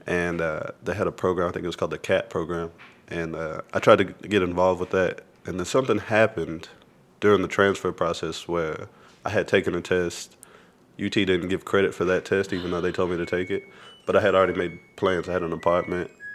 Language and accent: English; Lubbock, Texas, United States; moved away as an adult; now in Austin, United States; I grew up in Lubbock